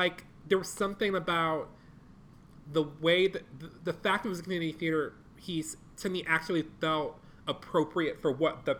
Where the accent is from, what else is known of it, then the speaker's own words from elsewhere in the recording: Detroit, Michigan, United States; I'm from Detroit, Michigan